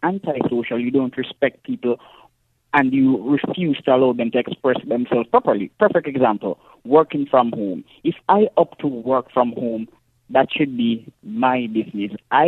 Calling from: parish of St. Andrew, Saint Andrew, Jamaica; I'm calling from Jamaica in the parish of St. Andrew in the urban area.

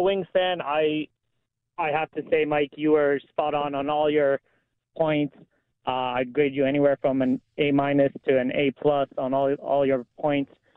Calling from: Windsor, Ontario, Canada; I'm calling from Little Windsor here.

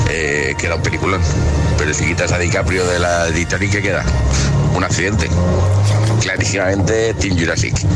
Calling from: Valencia, Valencian Community, Spain; de Valencia.

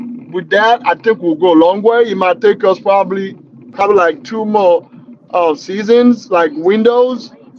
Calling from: Naperville, Illinois, United States; Right now, I'm talking from Naperville, Illinois, United States.

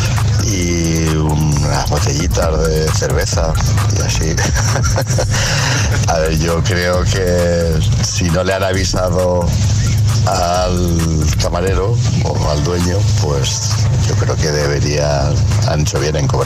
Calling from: Valencia, Valencian Community, Spain; Hola agitadores, soy … de Valencia.

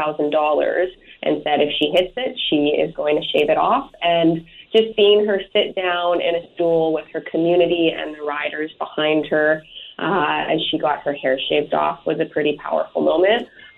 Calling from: Campbell River, British Columbia, Canada; I am calling you from Campbell River on beautiful Vancouver Island.

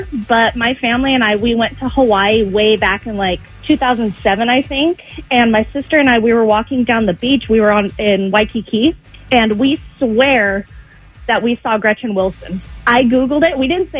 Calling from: Cyprus; Hi, David and Kelly. … from Cyprus.

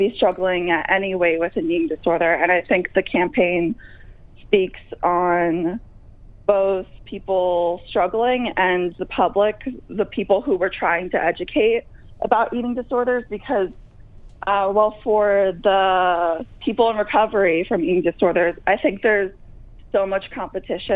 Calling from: New Jersey, United States; I am calling from New Jersey

